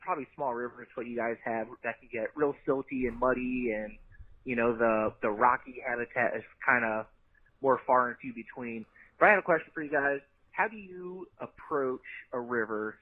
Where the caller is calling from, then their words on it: Ohio, United States; I'm calling from Ohio